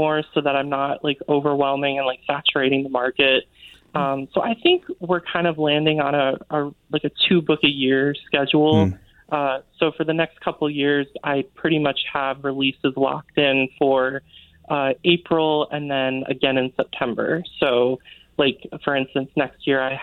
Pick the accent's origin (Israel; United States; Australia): United States; Kent, Connecticut; I grew up in Kent, Connecticut, which is like the northwest corner of the state